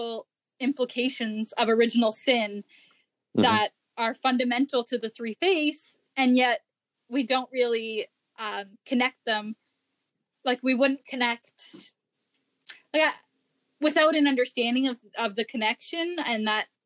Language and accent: English; Canada; being a Canadian, I'm talking from the North American perspective